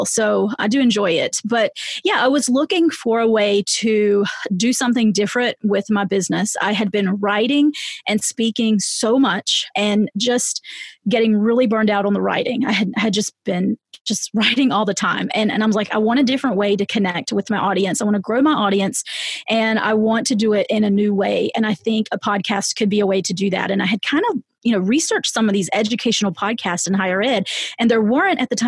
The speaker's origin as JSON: {"language": "English", "region": "the South", "country": "United States", "said": "I'm from the South"}